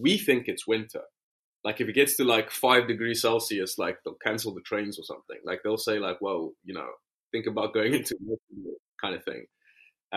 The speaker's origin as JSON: {"language": "English", "country": "South Africa", "also_born_or_lived": "Cape Town / South London / China", "moved": "as an adult", "lives_now": "London, United Kingdom", "said": "I am South African"}